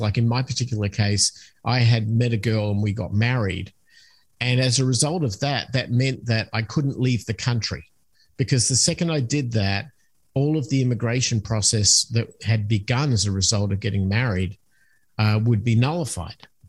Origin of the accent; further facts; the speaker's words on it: Australia; moved away as an adult; also born or lived in United States; I'm originally from Australia, so that's where the accent comes from.